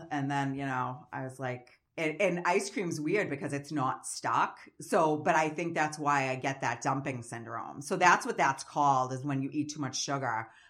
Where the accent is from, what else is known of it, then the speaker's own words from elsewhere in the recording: Massachusetts, United States; I'm from Massachusetts.